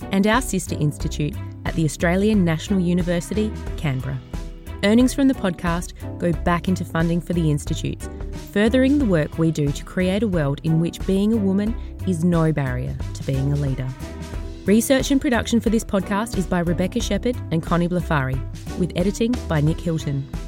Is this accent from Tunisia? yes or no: yes; Tunisia; She assumed, maybe because I'm from Arab country, maybe because I'm a woman, maybe because I looked younger, that I couldn't be the cabinet minister that is invited for lunch.